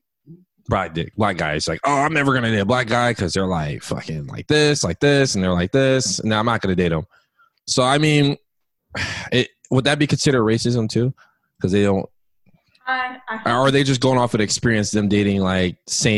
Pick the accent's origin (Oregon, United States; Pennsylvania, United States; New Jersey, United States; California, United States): California, United States; San Ramon; also born or lived in Oakland; I grew up in San Ramon. So when I first moved out there, coming from Oakland